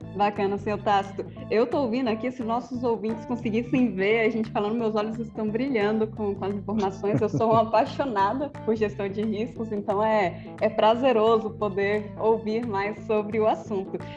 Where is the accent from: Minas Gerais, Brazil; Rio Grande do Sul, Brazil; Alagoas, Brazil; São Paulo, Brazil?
Minas Gerais, Brazil; lá na minha terra, Minas Gerais